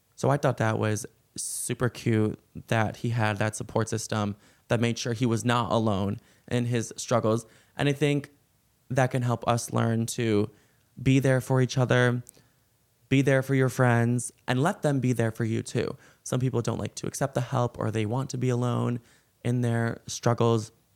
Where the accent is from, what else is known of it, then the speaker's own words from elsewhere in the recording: Chicago, Illinois, United States; I am from Chicago, though, and, like, when I grew up, I was always in, I was, like, in that time period when the Blackhawks kept winning